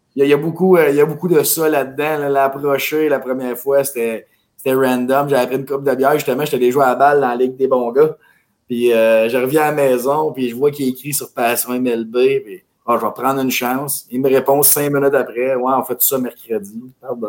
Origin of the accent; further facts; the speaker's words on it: Mirabel, Quebec, Canada; On vient de Mirabel